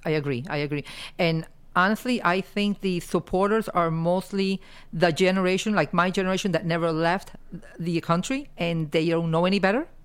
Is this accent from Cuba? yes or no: yes; Cuba; now in United States; going back to my roots, and it's able to, to set foot on, on land that gave me my life